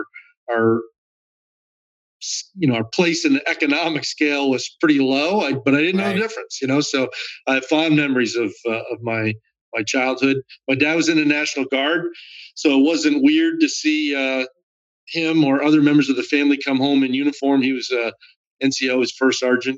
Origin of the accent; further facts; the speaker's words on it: Northeast, United States; I grew up in the Northeast, small town, pretty humble beginnings